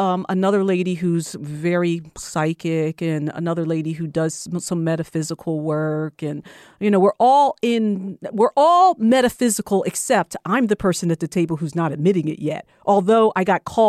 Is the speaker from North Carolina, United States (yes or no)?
no; New Jersey, United States; I'm originally from New Jersey.